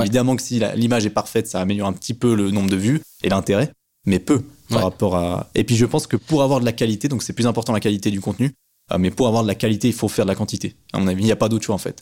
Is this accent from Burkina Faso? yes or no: no; Switzerland; on voit bien que je suis suisse